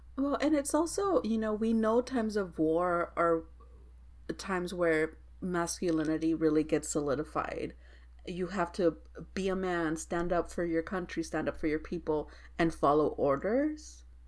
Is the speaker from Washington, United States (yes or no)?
no; Texas, United States; I'm from Texas